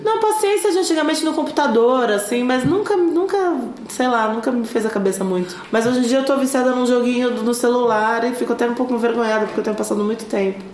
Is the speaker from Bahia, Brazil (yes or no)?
no; São Lourenço, Minas Gerais, Brazil; perto da minha cidade, ali, ao redor da minha cidade, que é São Lourenço